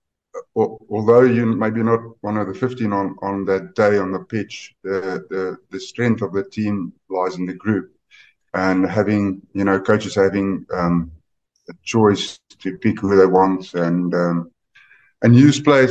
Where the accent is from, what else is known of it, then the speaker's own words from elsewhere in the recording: Northern Transvaal, South Africa; we're from Northern Transvaal, so that's just on the other side of the Oppies River